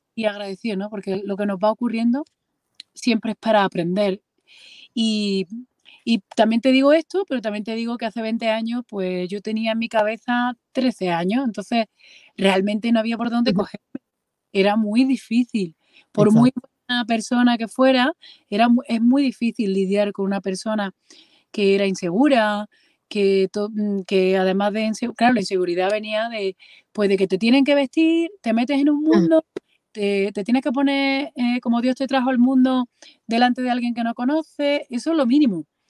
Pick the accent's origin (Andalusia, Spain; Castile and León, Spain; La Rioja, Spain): Andalusia, Spain; moved away as an adult; now in Madrid, Spain; yo estoy residiendo en Madrid y soy andaluza